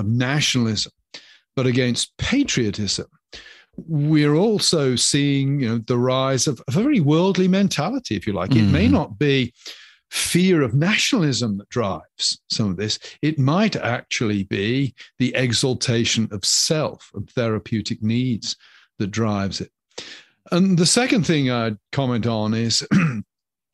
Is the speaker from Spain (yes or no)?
no; England, United Kingdom; moved away as an adult; now in United States; I'm a citizen of the United Kingdom. Even if I ever take out American citizenship, my heart will always be English